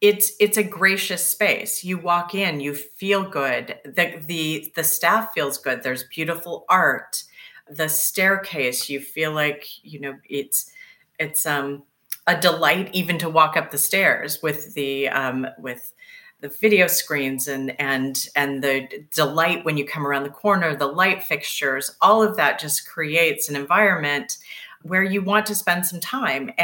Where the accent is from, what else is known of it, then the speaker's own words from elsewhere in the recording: Seattle, Washington, United States; moved away; I'm originally from Seattle.